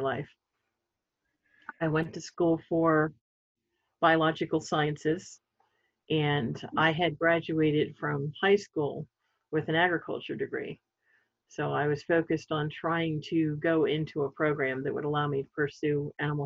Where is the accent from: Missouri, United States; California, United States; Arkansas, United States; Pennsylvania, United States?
Pennsylvania, United States; Sellersville; I grew up in Bucks County, Pennsylvania, a small town called Sellersville.